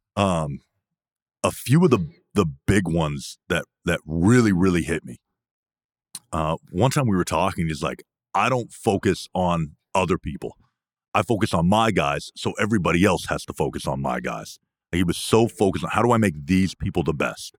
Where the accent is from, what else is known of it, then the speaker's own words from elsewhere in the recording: Canada; I'm from Canada